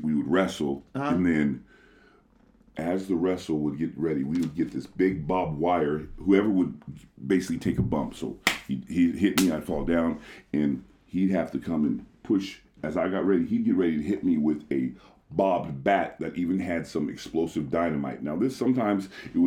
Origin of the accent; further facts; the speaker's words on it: United States; now in Japan; I'm actually from America